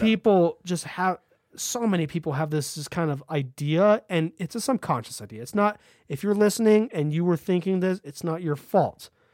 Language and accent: English; San Bernardino County, California, United States; growing up in San Bernardino County